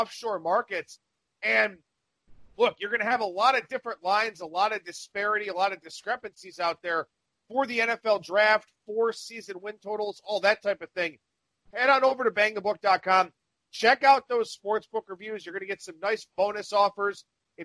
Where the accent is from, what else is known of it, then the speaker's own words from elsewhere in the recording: Cleveland, Ohio, United States; my hometown here